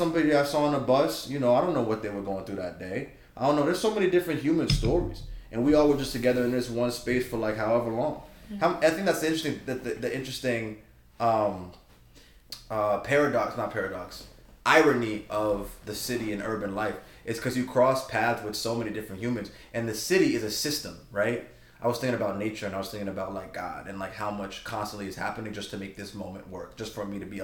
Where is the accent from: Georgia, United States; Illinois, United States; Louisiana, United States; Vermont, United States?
Georgia, United States; moved away; I'm from Georgia